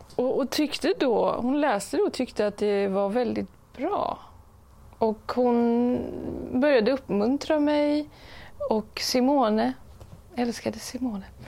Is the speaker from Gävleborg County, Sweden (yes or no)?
no; Stockholm, Stockholm County, Sweden; Jag är ju uppväxt i Stockholm